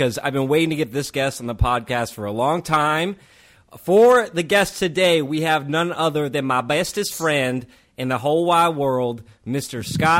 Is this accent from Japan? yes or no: yes; Japan; I remember we grew up in Japan on Air Force and Army bases for many years. That's where we met.